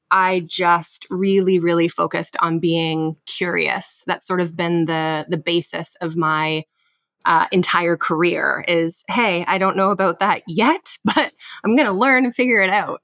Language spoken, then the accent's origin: English; London, Ontario, Canada; also born or lived in Kitchener-Waterloo, Ontario; born and raised in London, Ontario, in Canada, moved to Kitchener, Waterloo to go to university